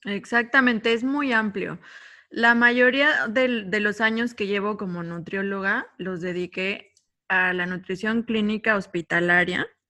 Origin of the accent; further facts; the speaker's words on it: State of Mexico, Mexico; moved away as an adult; now in Cancún, Mexico; yo soy originaria del Estado de México, llevo ocho años viviendo acá en Cancún